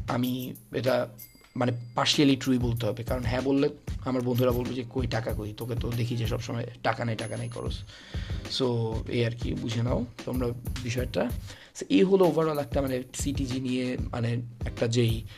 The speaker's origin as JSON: {"language": "Bangla", "town": "Chittagong", "region": "Chittagong Division", "country": "Bangladesh", "said": "আমি চট্টগ্রামের"}